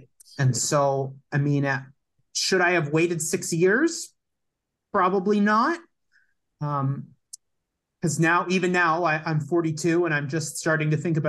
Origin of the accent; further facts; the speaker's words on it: Hamilton, Ontario, Canada; born there; also born or lived in Kitchener / St. John's; I was born in Hamilton, but we moved very quickly after that to Kitchener.